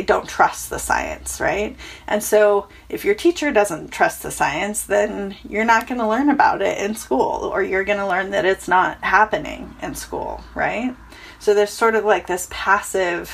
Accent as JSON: {"language": "English", "town": "Chico", "region": "California", "country": "United States", "tie": "born or raised there", "said": "my hometown caught fire. I'm from a town called Chico, California"}